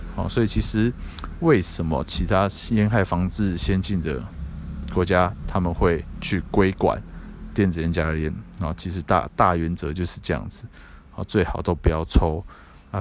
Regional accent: Taiwan; 现在在我们台湾这边

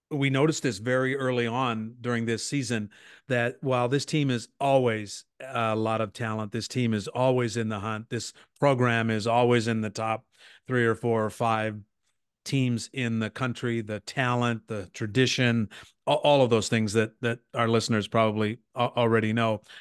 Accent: Nebraska, United States; moved away as an adult; also born or lived in California; I grew up in Nebraska, but, and, uh, but came back here not long before you came to the university

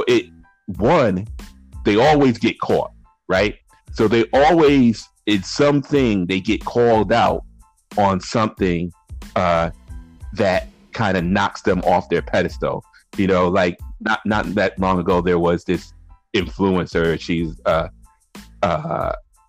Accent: New Haven, Connecticut, United States; I grew up in a neighborhood called the Ville, New Hallville

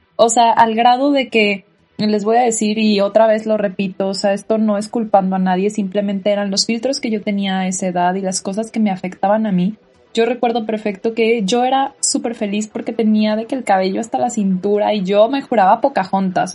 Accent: Tijuana, Baja California, Mexico; also born or lived in National City, California; Yo viví mi infancia en Tijuana

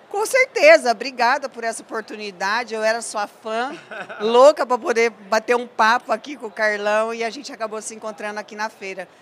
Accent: Cornélio Procópio, Paraná, Brazil; moved away as an adult; also born or lived in Ubiratã, Paraná / Mato Grosso; now in São Paulo, Brazil; Sou natural do Paraná, mas eu fiz a minha carreira profissional praticamente toda no Mato Grosso

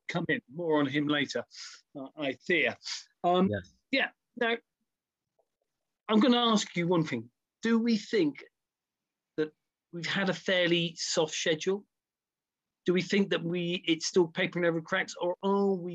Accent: United Kingdom; I'm so British.

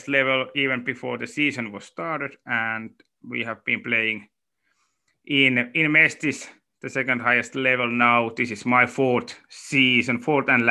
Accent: Tampere, Pirkanmaa, Finland; I grew up in Tampere, and I played mostly ice hockey

